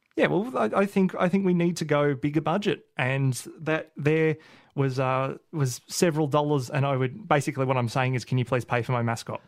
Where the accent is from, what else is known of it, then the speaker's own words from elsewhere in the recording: Melbourne, Victoria, Australia; I'm from Melbourne, I'm gonna not pretend otherwise, and I'm here from Melbourne